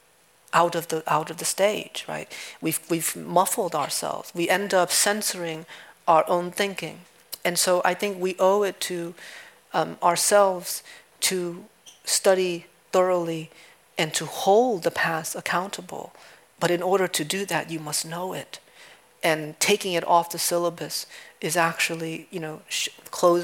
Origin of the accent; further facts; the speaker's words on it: New England, United States; also born or lived in Vietnam; growing up in New England